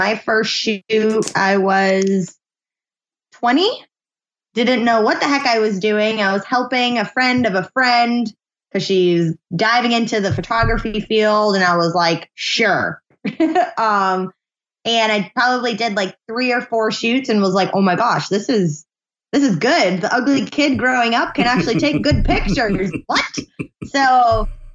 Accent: New Hampshire, United States; New Hampshire, born and raised

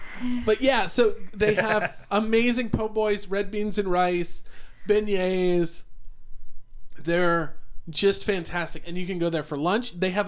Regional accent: Philadelphia, Pennsylvania, United States; moved away; I'm from Philadelphia.

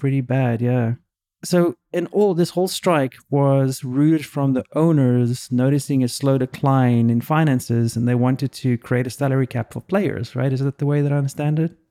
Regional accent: South Africa; now in United States; I grew up in South Africa

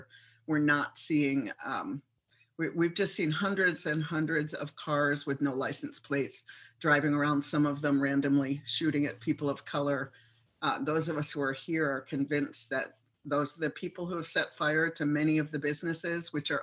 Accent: Minneapolis, Minnesota, United States; now in places like my hometown here

